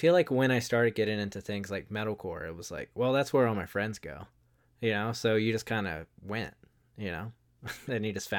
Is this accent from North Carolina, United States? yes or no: yes; Wilmington, North Carolina, United States; I grew up in Wilmington, North Carolina